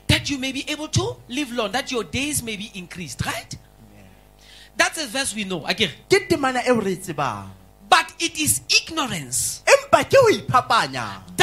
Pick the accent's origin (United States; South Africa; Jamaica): South Africa; Majority of us in this place are South African citizens